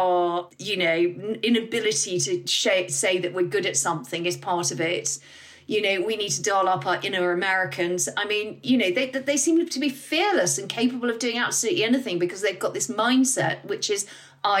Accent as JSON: {"language": "English", "country": "United Kingdom", "said": "we're British"}